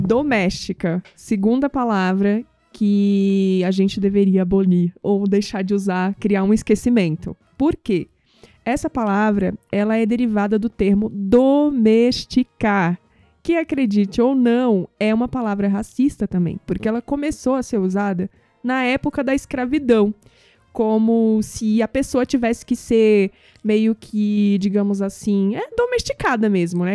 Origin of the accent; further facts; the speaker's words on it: Northeast Region, Brazil; eu sou nordestina, então eu vejo muito isso no Nordeste